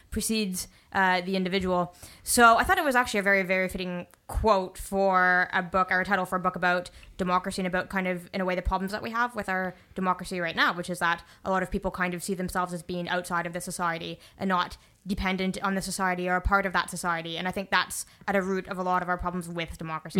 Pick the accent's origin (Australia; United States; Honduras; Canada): Canada